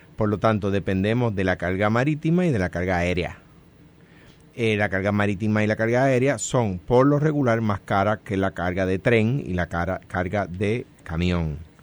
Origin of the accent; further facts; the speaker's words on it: Coamo, Puerto Rico; now in Guaynabo, Puerto Rico; soy de Cuamo, que actualmente resido en Guainabo